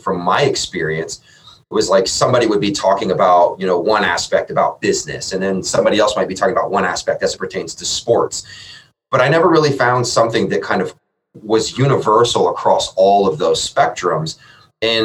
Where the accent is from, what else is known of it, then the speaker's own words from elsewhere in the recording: Columbus, Ohio, United States; I am born and raised in Columbus